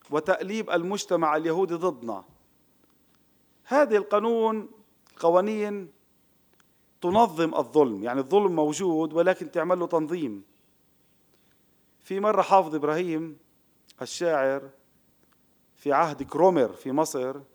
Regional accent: Palestine; now in Israel; طب أنا عربي فلسطيني بقيت في وطني لم آتي إلى دولة إسرائيل إسرائيل أجت علي

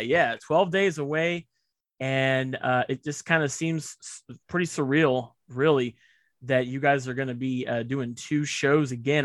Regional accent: Indianapolis, Indiana, United States; moved away; I'm from Indy, so it's like you know, it's my it's my hometown

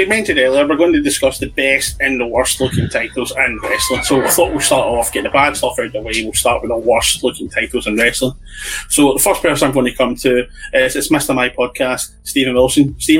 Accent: Scotland, United Kingdom

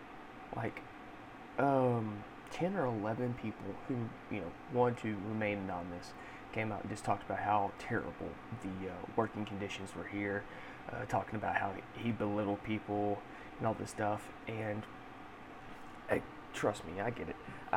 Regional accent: Texas, United States; So obviously growing up in Texas, you do country stuff, you help on the barbed wire fences, help with cows, feeding animals

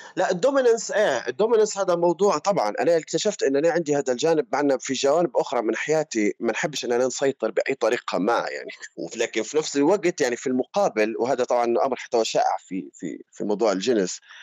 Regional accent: Libya; moved away as an adult; أنا طلعت من ليبيا كان عمري عشرين، واحد وعشرين سنة

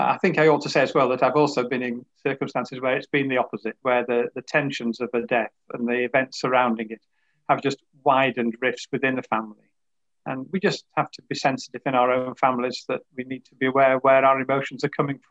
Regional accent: Yorkshire and the Humber, United Kingdom; I'm from Yorkshire

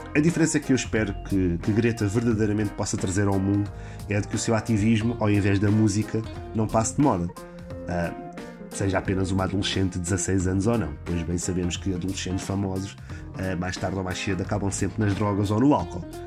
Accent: Portugal; nós portugueses

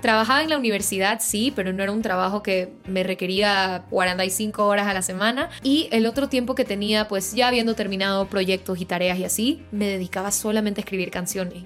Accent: Guayaquil, Guayas, Ecuador; moved away as an adult; also born or lived in Quito / Boston; yo soy de Guayaquil

